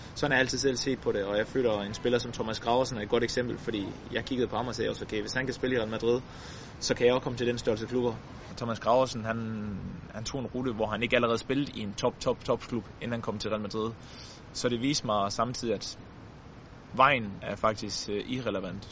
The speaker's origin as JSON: {"language": "Danish", "country": "Denmark", "said": "som dansker"}